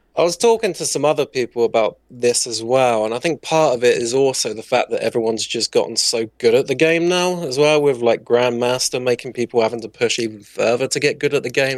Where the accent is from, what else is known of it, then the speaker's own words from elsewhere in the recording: southern England, United Kingdom; I'm from the U K. I'm, I don't say exactly what city. I'm from down south